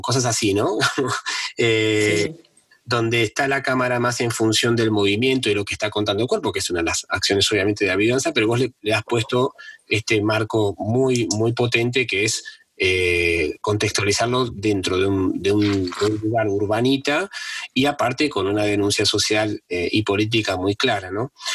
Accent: Argentina; yo, que soy argentino

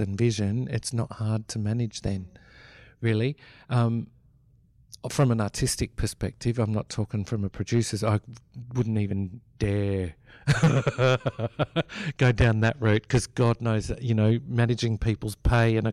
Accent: Melbourne, Victoria, Australia; I grew up in Melbourne.

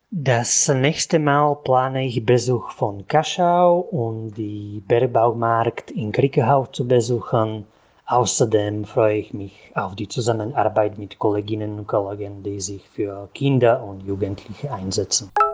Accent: Martin, Žilina Region, Slovakia; also born or lived in Topoľčany; Ich komme aus Martin und arbeite seit 2012 als Lehrer an einer Fachschule in Topolchan, wo ich abwechselnd wohne

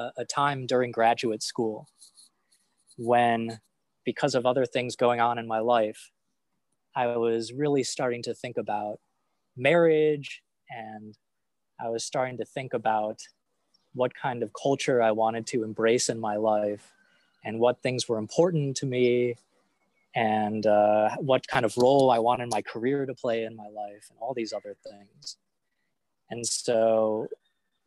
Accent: Highland Park, Illinois, United States; We did belong to a Reform synagogue when I was growing up in Highland Park

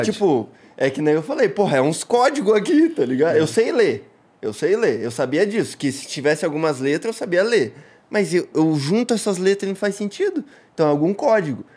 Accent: Paranaguá, Paraná, Brazil; born or raised there; also born or lived in Curitiba / Siqueira Campos

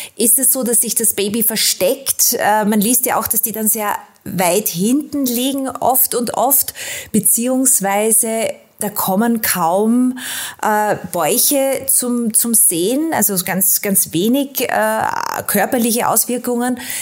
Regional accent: Austria; da bin ich als Österreicherin äh, und aus der Nation, aus Sigmund Freud

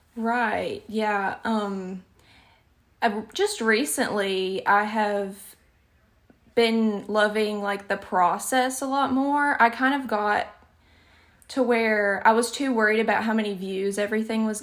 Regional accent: Alabama, United States; accent: Southern; I don't notice my accent a lot of the times, but it can be shocking to other people because I'm in the deep, deep South. I live in Alabama

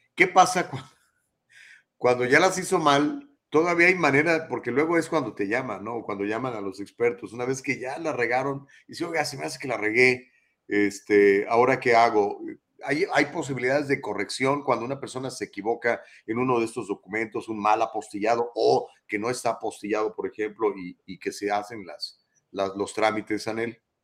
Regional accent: Mexico; now in United States; yo soy mexicano

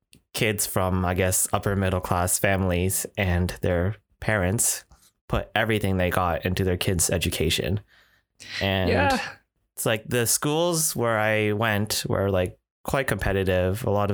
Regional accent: Toronto, Ontario, Canada; I think my golden path was just like any other typical Asian Canadian growing up in Toronto.

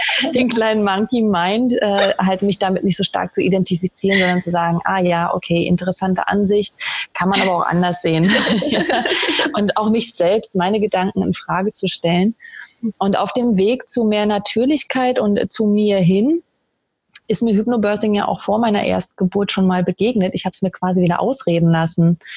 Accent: Berlin, Germany; moved away as an adult; now in Austria; Ich komme ursprünglich aus Berlin

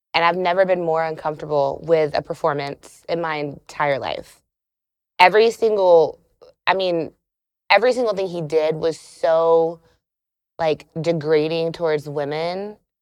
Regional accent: South Carolina, United States; now in Atlanta, United States; I'm from South Carolina

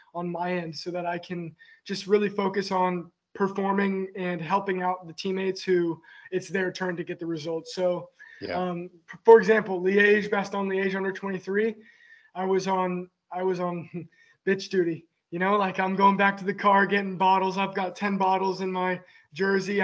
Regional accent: United States; moved away as an adult; now in Girona, Spain; being an American in Europe

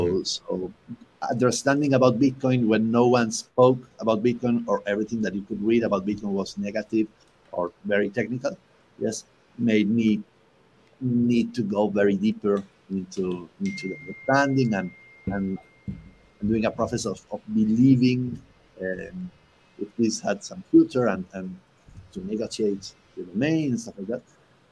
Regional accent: Buenos Aires, Argentina; Buenos Aires, actually, which is the capital of Argentina.

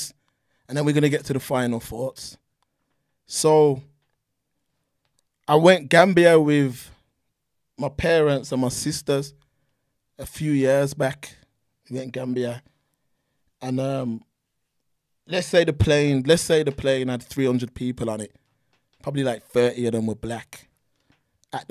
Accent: Birmingham, West Midlands, United Kingdom; growing up in Brum

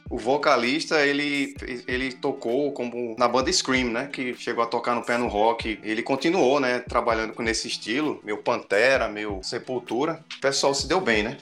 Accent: Brazil; a gente é, é brazuca

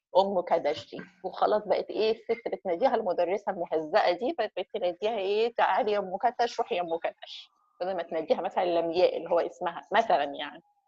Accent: Egypt; احنا كمصريين

